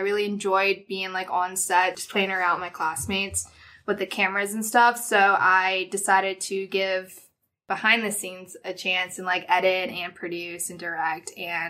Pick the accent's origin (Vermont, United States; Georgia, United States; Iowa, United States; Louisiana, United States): Georgia, United States; Hinesville; moved away; Like Chris said, I'm from Hinesville, Georgia, which is a small little military town outside of Savannah, Georgia. Grew up there. Both my parents are military, very Southern, not much to do growing up.